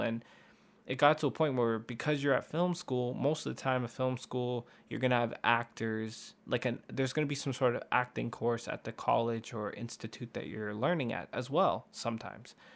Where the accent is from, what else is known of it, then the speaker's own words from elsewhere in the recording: Canada; we're from Canada.